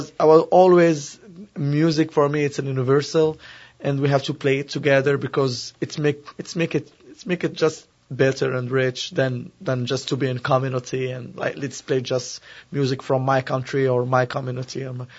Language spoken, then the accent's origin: English; Morocco; English is a second language; moved away; I'm originally from Morocco, and I grew up between music from Spain, Mediterranean